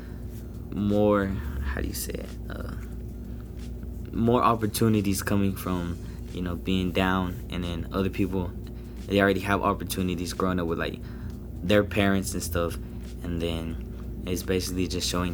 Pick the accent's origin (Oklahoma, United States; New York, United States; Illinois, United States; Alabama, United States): Oklahoma, United States; Oklahoma City; I'm 16, and I'm from Oklahoma City.